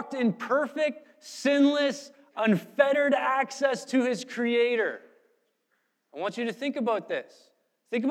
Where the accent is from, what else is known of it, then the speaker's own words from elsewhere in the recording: Canada; moved away; I'm from Canada, just landed